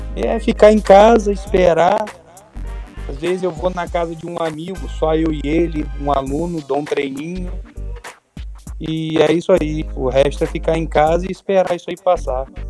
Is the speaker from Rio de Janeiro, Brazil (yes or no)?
yes; Campos dos Goytacazes, Rio de Janeiro, Brazil; eu sou de Campos, dos Goitacás, estado do Rio de Janeiro